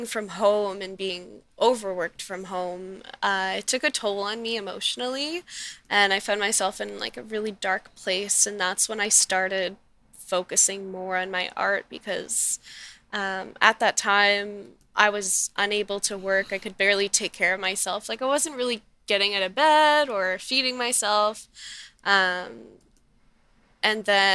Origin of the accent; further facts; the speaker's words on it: Middleton, Nova Scotia, Canada; moved away as an adult; now in Halifax, Canada; I grew up in Middleton in the Valley.